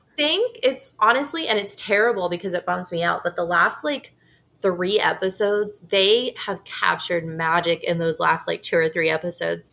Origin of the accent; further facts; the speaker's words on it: Illinois, United States; I grew up in Illinois